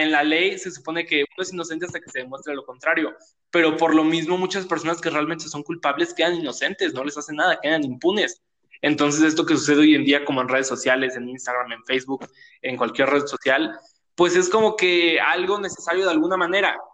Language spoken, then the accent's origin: Spanish; Mexico; soy moreno y soy mexicano